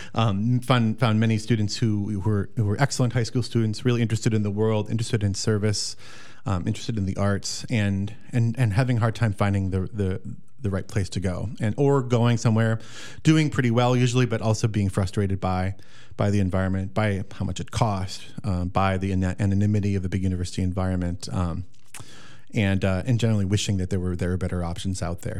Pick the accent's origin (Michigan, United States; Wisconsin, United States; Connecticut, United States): Wisconsin, United States; the Driftless region, southwestern; I'm a local here of southwestern Wisconsin, the Driftless region. Um, grew up on a, a dairy farm, classic Wisconsin dairy farm